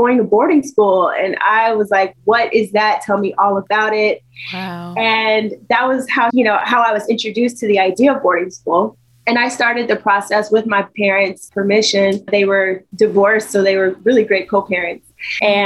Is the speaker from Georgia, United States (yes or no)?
no; Dayton, Ohio, United States; I grew up in Dayton, Ohio.